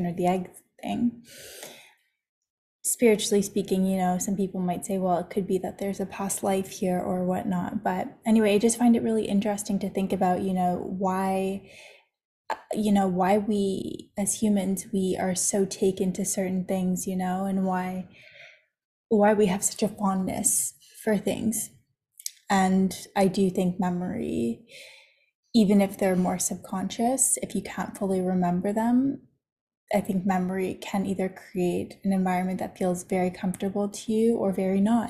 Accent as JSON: {"language": "English", "town": "Toronto", "region": "Ontario", "country": "Canada", "tie": "born or raised there", "moved": "as an adult", "said": "I was most certainly raised in Canada. I was raised in Toronto"}